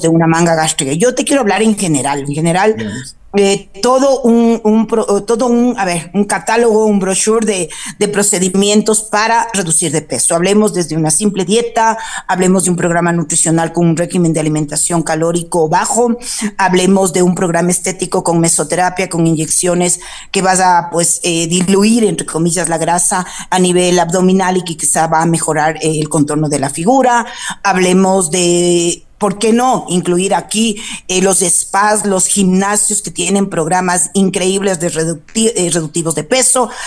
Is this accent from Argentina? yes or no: no; Quito, Pichincha, Ecuador; yo nací aquí en Quito, soy hija de padre cuencano, de madre eh, río bambeña